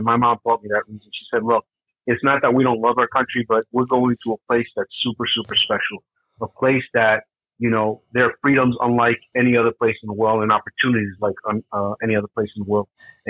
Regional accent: Hackensack, New Jersey, United States; also born or lived in Barranquilla, Colombia; originally I'm from Columbia, South America. I was born there, but I came over when I was 2 years old to New Jersey and settled in Hackensack, New Jersey in 1970 with my parents. I'm an immigrant, but really all American, you know. Grew up in Hackensack

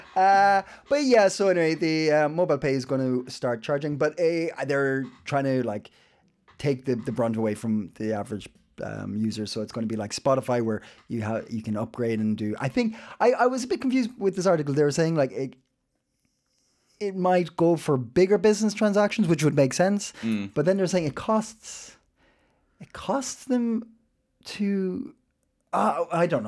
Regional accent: Ireland; now in Copenhagen, Denmark; I'm Irish

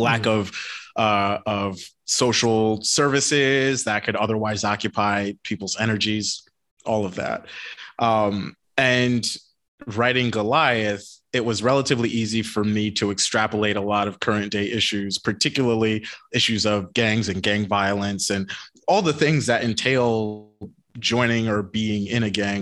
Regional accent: Connecticut, United States; also born or lived in Massachusetts; I was born in Massachusetts, but we moved to Connecticut when I was just a little kid.

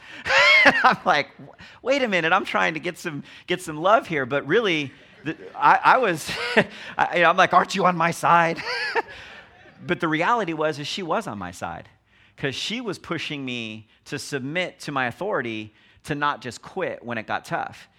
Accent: Los Angeles, California, United States; born and raised in Los Angeles

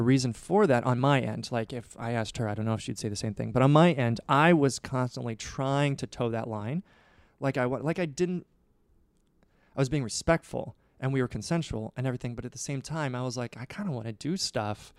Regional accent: Nebraska, United States; I grew up in Nebraska

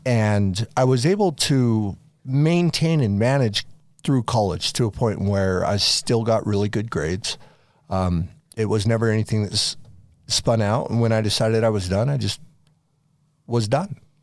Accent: Farmington, Utah, United States; also born or lived in France / Las Vegas, Nevada / East Coast; I grew up in Farmington, Utah, more or less, from the time I was eight. We lived in France for a couple years when I was younger

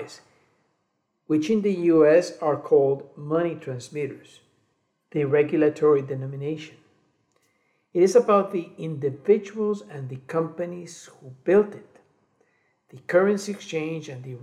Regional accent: Colombia; moved away as an adult; also born or lived in Guatemala / United States / Cali, Colombia; I was born in Guatemala, raised in Colombia, and a migrant in the US for 3 decades

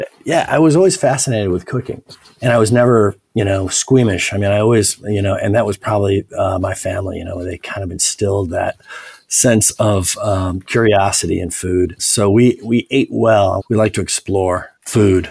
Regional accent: Evanston, Illinois, United States; also born or lived in Paris, France; I grew up in Evanston, which is just uh, a north northern suburb of Chicago.

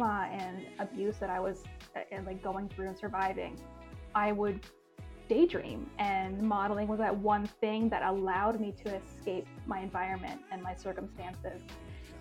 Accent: Newfoundland and Labrador, Canada; moved away as an adult; now in Toronto, Canada; I'm originally from Newfoundland and, you know, definitely a super small town girl. Moved to Toronto

